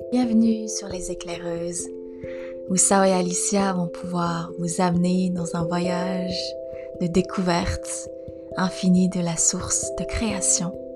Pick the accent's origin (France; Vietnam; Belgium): Vietnam; moved away; J'ai grandi au Vietnam, je suis née au Vietnam